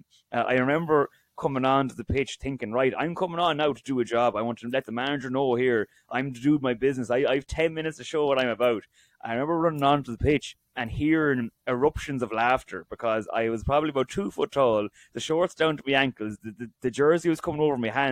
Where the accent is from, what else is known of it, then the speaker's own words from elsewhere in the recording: North Roscommon, Connacht, Ireland; moved away as an adult; now in Galway, Ireland; growing up in North Roscommon in our club